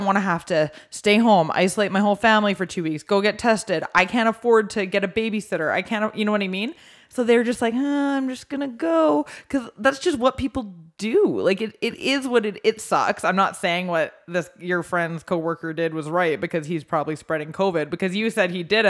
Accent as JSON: {"language": "English", "country": "Canada", "said": "we're Canadian."}